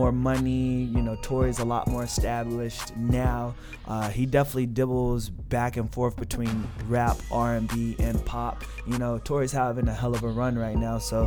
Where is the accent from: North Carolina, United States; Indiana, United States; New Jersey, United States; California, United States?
North Carolina, United States; Raleigh; I'm from Raleigh, but, like, stayed out in the country